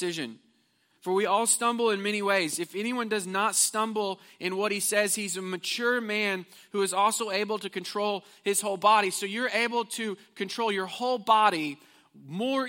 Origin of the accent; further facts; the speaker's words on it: Missouri, United States; moved away as an adult; now in Houston, United States; I was from Missouri.